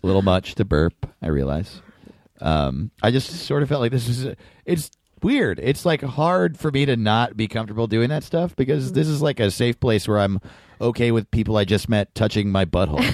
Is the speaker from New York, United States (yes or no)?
yes; New York, United States; I grew up in New York, but my parents moved to Denver